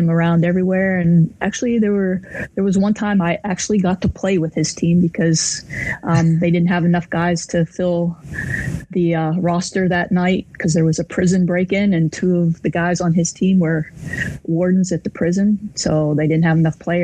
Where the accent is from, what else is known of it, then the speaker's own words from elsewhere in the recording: Waynesburg, Pennsylvania, United States; moved away as an adult; also born or lived in Morgantown, West Virginia / Champaign, Illinois; I grew up in Waynesburg, Pennsylvania, which is just 30 miles north of Morgantown